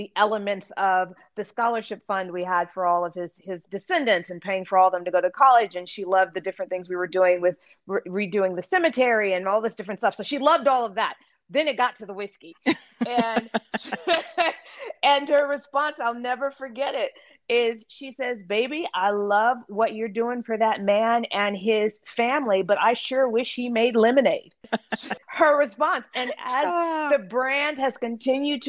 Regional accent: Pasadena, California, United States; I grew up in Pasadena as the child of two teetotalers.

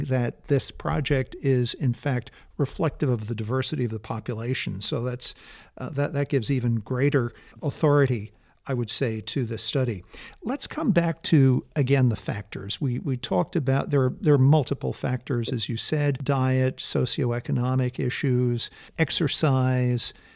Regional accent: California, United States; I'm from California. I live here in California

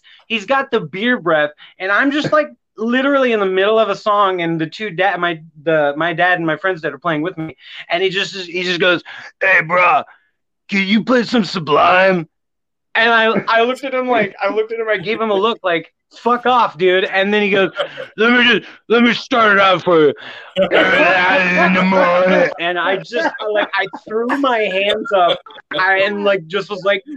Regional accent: Grants Pass, Oregon, United States; I'm from Southern Oregon, a little town called Grants Pass.

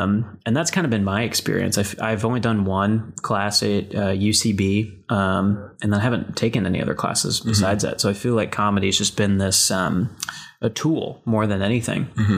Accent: Dallas, Texas, United States; moved away as an adult; also born or lived in Amarillo, Texas / California; now in Los Angeles, United States; I'm from Dallas, Texas, originally. I had a brief stint in first grade in Amarillo, Texas. But, you know, North Texas my whole life. And then I moved to California for Chapman University.

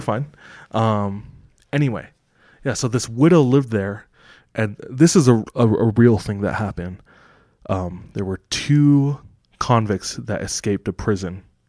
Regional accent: Kailua, Oahu, Hawaii, United States; moved away; The town that I'm from is called Kahului. It's on the east side of Oahu in Hawaii.

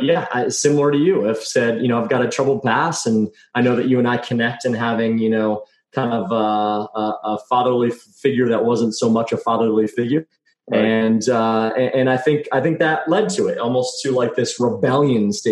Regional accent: Texas, United States; I grew up in Texas

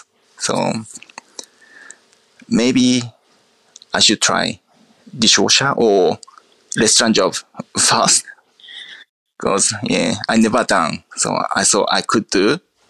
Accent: Akita, Japan; English is a second language; Yes, Akita is very countryside. And my hometown is country of the country. So mountains, rice fields, beach fields, just summertime green everywhere.

